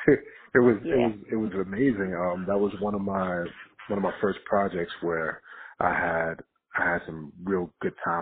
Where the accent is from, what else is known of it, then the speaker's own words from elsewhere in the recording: Jersey City, New Jersey, United States; I'm from Jersey City. I'm from Booker T. Cousins in Jersey City